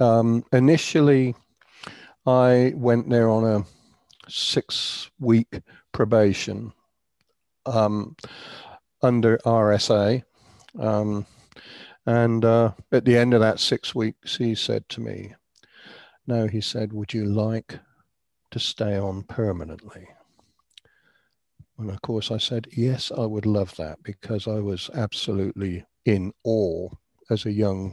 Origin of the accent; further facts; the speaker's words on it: Andover, South East England, United Kingdom; now in Canada; I was born and raised in Andover in Hampshire